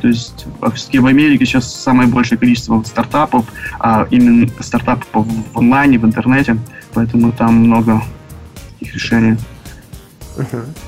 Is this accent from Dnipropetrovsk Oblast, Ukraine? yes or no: yes; Dnipro, Dnipropetrovsk Oblast, Ukraine; moved away as an adult; now in Vancouver, Canada; я приехал в Канаду три года назад – из Украины, город Днепропетровск